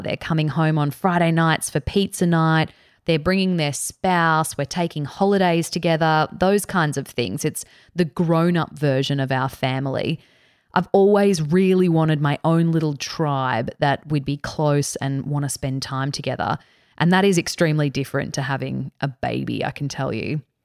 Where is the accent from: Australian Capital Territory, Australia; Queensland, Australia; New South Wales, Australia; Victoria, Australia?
Queensland, Australia; Cairns; also born or lived in Canberra; I was born in Canberra. We moved to Cairns in far north Queensland when I was around four years old